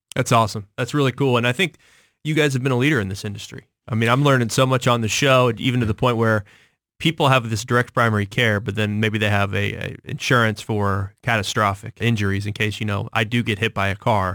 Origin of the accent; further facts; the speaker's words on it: Kansas City, Missouri, United States; I grew up in the Northland